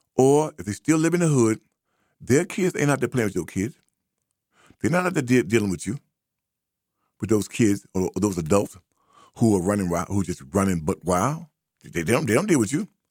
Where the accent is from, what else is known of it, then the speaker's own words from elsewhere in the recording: United States; black American